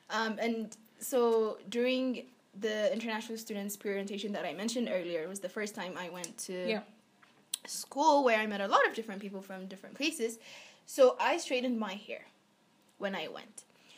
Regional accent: Ethiopia; moved away as an adult; no, I'm not from India. I'm from Ethiopia.

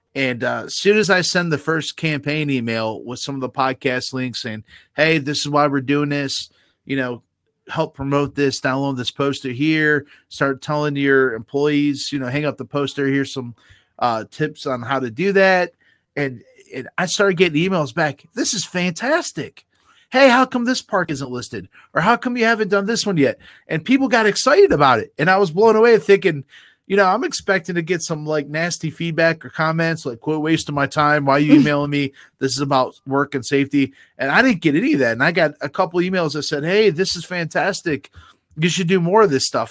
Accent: Garrettsville, Ohio, United States; I grew up in Garrettsville

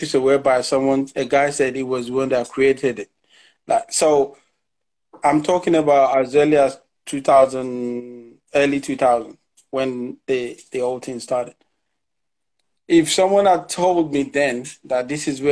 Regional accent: Lagos, Nigeria; moved away; I'm a typical Nigerian guy. I grew up in Lagos

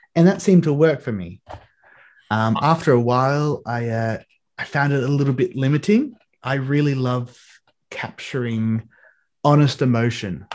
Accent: Australia; growing up in Australia

